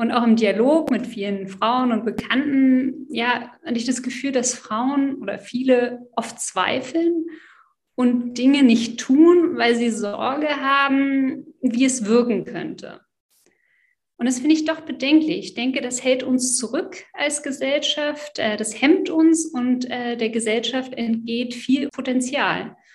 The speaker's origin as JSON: {"language": "German", "region": "Berlin", "country": "Germany", "tie": "born or raised there", "also_born_or_lived": "France", "said": "Also, ich bin Französin, aber seit 20 Jahren eingebürgert, also stolze Wahldeutsche. Ich bin in Berlin-Schöneberg groß geworden."}